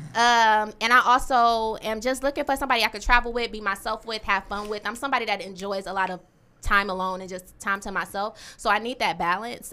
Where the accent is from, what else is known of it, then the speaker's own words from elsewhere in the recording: Detroit, Michigan, United States; I was born and raised in Detroit on the west side and the east side.